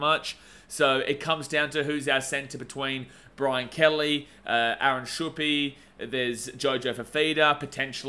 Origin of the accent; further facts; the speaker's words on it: Gold Coast, Queensland, Australia; Kevy G was actually one of my neighbours growing up in Merrimack on the Gold Coast.